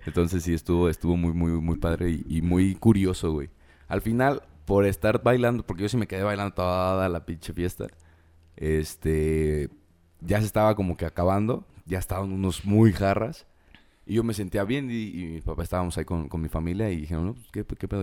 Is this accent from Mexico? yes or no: yes; Mexico; como buen mexicano